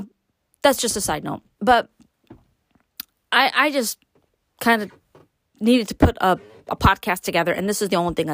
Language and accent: English; New York City, New York, United States; I was born and raised in Brooklyn